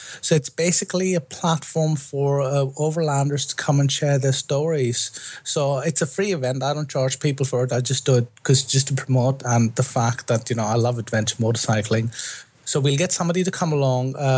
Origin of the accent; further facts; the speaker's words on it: India; moved away as an adult; now in London, United Kingdom; I grew up in India